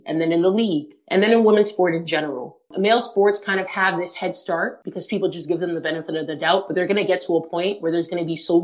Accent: Toronto, Ontario, Canada; always lived in Toronto, always been a fan of the home team

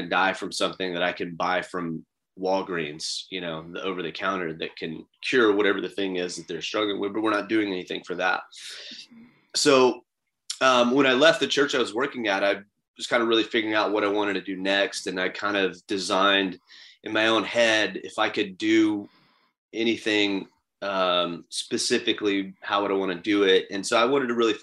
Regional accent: Florida, United States; I grew up in Florida. I live in Florida

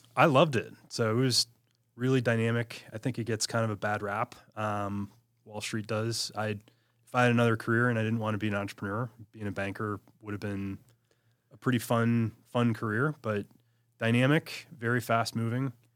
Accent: Michigan, United States; also born or lived in Washington, D.C.; born and raised in Michigan

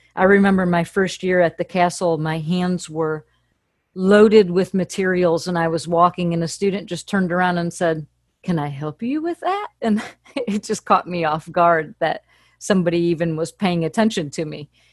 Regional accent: Fairport Harbor, Ohio, United States; moved away as an adult; also born or lived in Akron, Ohio; now in Nashville, United States; I grew up in a little port town in Fairport Harbor, Ohio.

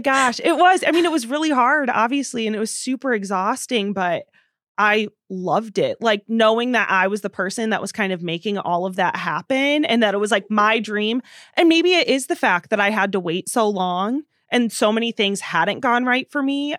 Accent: Princeton, Illinois, United States; moved away as an adult; also born or lived in Nashville; now in Madison, United States; Princeton, the town that I went to high school

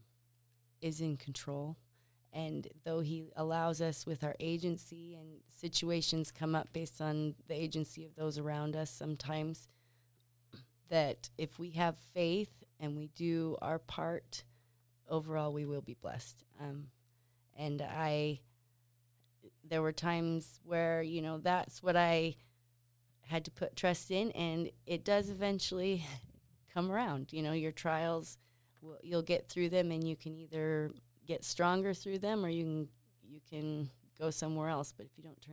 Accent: Pasco, Washington, United States; also born or lived in Provo, Utah / Seattle / Spain; now in Basin City, United States; I grew up in Pasco. My family lived in the same house my whole growing up

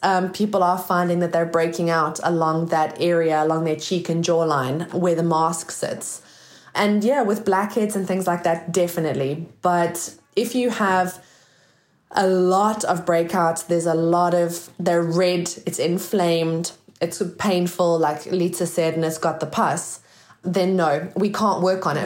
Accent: South Africa; moved away as an adult; now in United Kingdom; I come from South Africa, guys, in case you sort of can't hear the accent

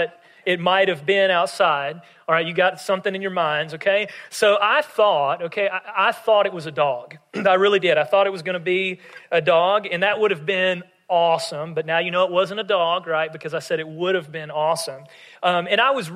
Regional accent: West Tennessee, United States; we would stay at my mom's parents in my hometown in West Tennessee

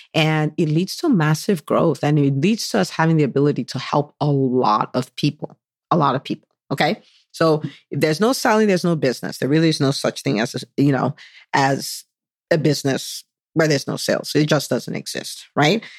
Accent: Nigeria; moved away as an adult; now in United States; I was born in the U S. I did half I grew up, I spent twenty years in Nigeria, so from the age of five, that's when we moved back to Nigeria, and I was there for twenty years

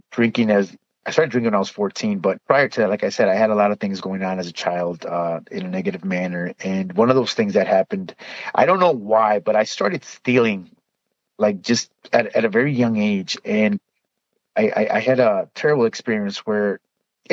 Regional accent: Chicago, Illinois, United States; I am originally from Chicago, born and raised

